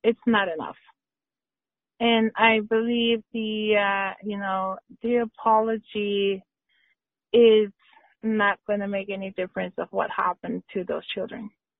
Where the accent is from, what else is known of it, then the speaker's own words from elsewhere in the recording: Davis Inlet, Newfoundland and Labrador, Canada; where I was from, which was Davidsonland, and that was the labeling I received from Newfoundland because I was from Davidsonland.